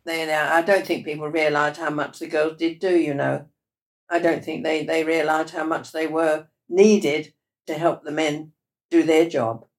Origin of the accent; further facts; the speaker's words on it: Ilford, London, United Kingdom; I was born in Ilford, in Essex.